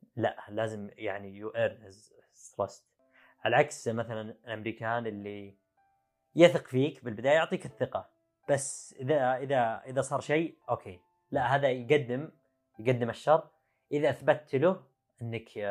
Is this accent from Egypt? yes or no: no; Saudi Arabia; also born or lived in China; احنا كسعوديه